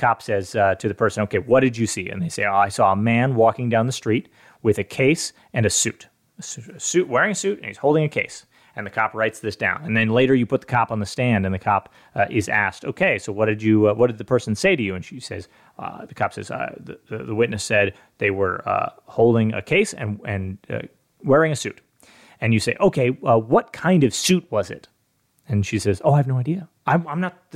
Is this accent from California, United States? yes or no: yes; California, United States; I'm from California